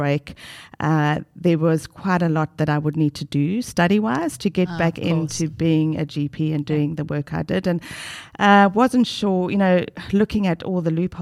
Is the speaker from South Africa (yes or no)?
yes; South Africa; moved away as an adult; now in Australia; from South Africa, the lovely, beautiful South Africa.